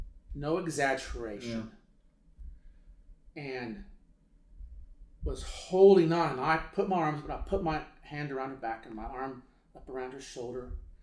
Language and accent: English; Beirut, Beirut Governorate, Lebanon; A lot of violence, so much violence in Lebanon at that time. We are from Beirut.